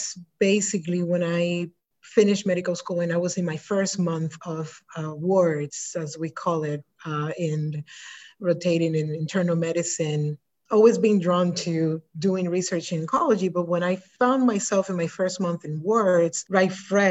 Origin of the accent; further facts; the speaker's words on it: Dominican Republic; now in United States; I was born and raised in the Dominican Republic, so I'm the overseas